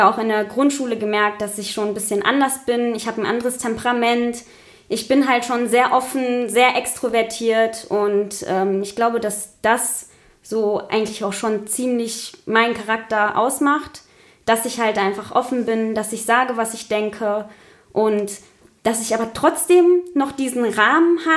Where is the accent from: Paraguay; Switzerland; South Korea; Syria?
Paraguay; now in Germany; verglichen mit meiner Heimat zum Beispiel, Paraguay weil dieses Bild habe ich in Paraguay aufgenommen